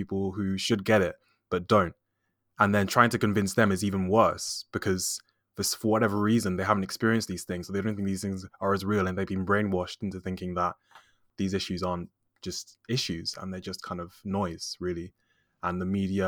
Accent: United Kingdom; I'm Black British. Both my parents are from Nigeria and they're educated in the UK. So I think that makes me first generation since I was born in the UK.

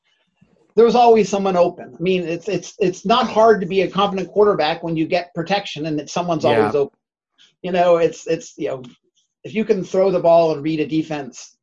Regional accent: United States; accent: American; my American accent

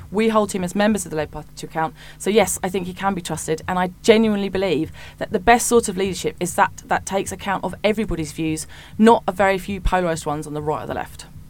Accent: Hitchin, East of England, United Kingdom; I was born in Hitchin and I am, I've lived there almost all of my life, and I'm now raising my family there.

